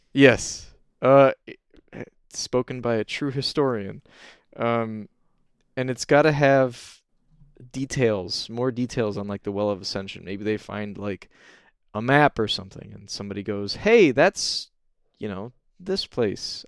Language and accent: English; Michigan, United States; I'm from Michigan and I love Michigan